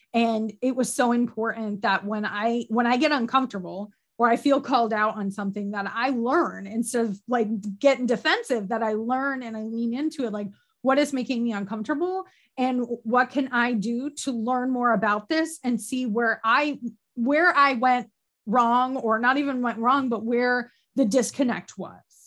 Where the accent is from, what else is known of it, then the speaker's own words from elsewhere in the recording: upstate New York, United States; moved away as an adult; now in Virginia, United States; I'm from Canada practically, like upstate New York, more cows than people, very rural